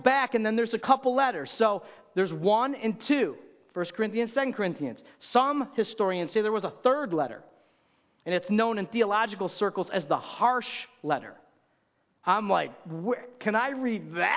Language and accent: English; Rochester, New York, United States; moved away; I grew up in Rochester, New York